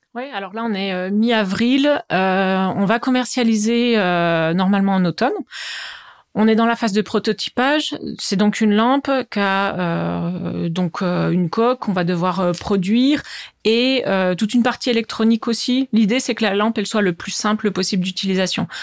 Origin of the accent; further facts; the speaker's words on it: Bourgogne-Franche-Comté, France; moved away as an adult; also born or lived in Besançon / United States; now in Strasbourg, France; j'habite à Strasbourg et je suis originaire de Franche-Comté, d'où peut-être mon petit accent